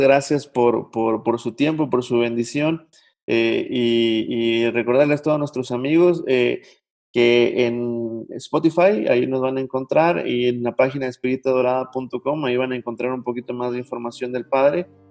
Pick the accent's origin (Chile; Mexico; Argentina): Mexico; uno como mexicano